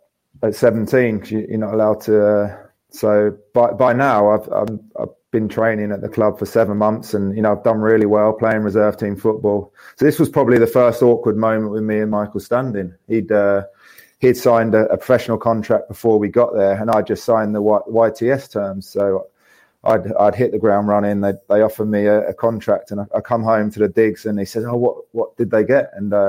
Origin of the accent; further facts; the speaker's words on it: Hastings, South East England, United Kingdom; Obviously, wasn't old enough growing up in Hastings, and Lee pretty much showed me top to bottom of Broad Street within a few months.